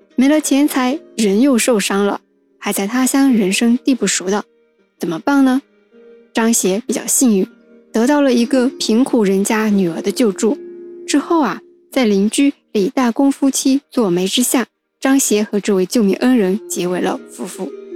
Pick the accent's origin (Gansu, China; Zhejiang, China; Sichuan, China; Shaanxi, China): Zhejiang, China; Wenzhou; 作为土生土长的温州人